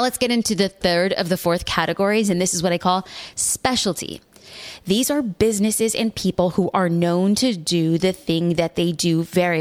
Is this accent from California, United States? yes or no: yes; Newport Beach, California, United States; my hometown of Newport Beach, California